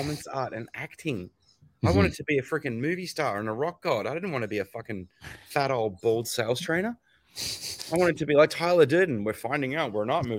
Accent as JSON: {"language": "English", "country": "Australia", "also_born_or_lived": "United States", "said": "I live in Australia, but I was born in America, and I'm a little bit American in my sensibilities"}